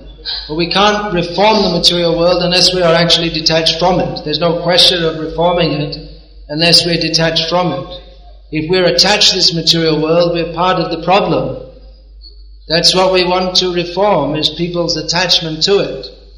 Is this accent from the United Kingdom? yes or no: no; India; Why? Because we're Indian. Indians are better. Why are Indians better? Well, I'm an Indian, so they must be better.